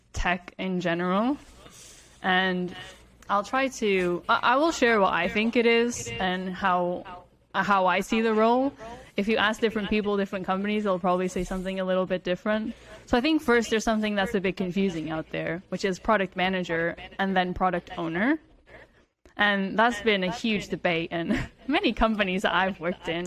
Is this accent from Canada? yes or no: no; Portugal; So I grew up in Portugal